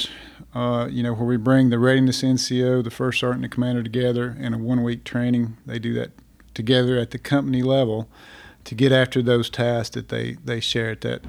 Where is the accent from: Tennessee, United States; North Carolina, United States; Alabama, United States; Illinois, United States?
Tennessee, United States; Crossville; I started out as a 19 Delta Cavalry Scout in my hometown of Crossville, Tennessee